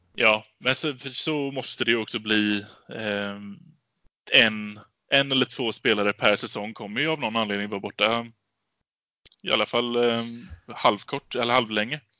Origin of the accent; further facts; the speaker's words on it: Gothenburg, Västra Götaland, Sweden; för mig som göteborgare